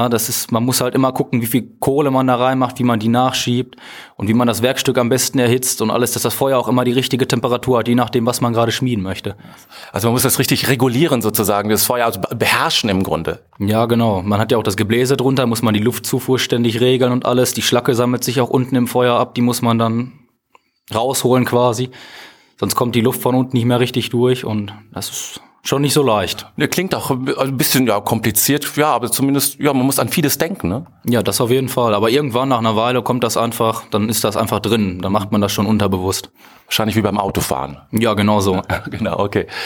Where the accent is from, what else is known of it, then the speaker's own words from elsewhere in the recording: Iserlohn, North Rhine-Westphalia, Germany; Ich komme ursprünglich nicht aus Meschede, mhm. sondern aus Iserlohn.